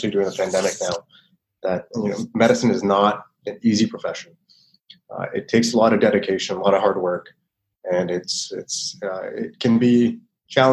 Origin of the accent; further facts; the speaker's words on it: Mississauga, Ontario, Canada; also born or lived in United States; I grew up here in Toronto, in Mississauga, particularly in the West